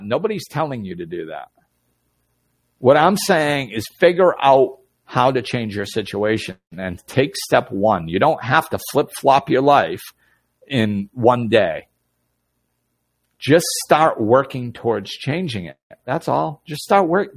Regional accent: Massachusetts, United States; moved away; Nicole and Buddy are watching who I grew up with in Massachusetts.

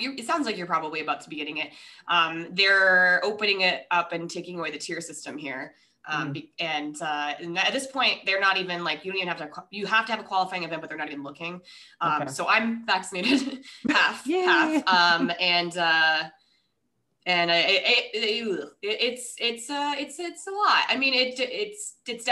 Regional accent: Rochester, Minnesota, United States; now in Hawaii, United States; I'm actually originally from Minnesota. So we lived, but like Rochester.

